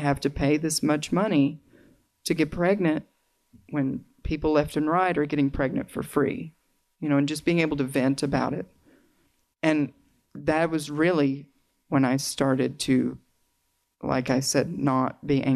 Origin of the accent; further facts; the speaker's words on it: Arkansas, United States; accent: Southern; If you detect a little bit of an accent, it's because I grew up in the South